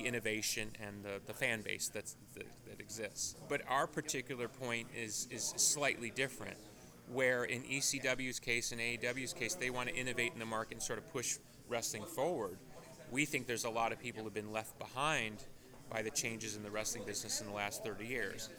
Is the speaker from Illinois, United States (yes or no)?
yes; Chicago, Illinois, United States; I grew up in the Chicago version